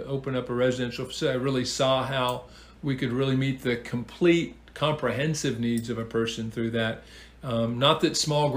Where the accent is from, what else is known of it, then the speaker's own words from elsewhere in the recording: Seattle, Washington, United States; moved away as an adult; now in Huntsville, United States; Originally, of course, I'm from the Pacific Northwest, the wonderful, great Pacific Northwest, the Emerald City, Seattle.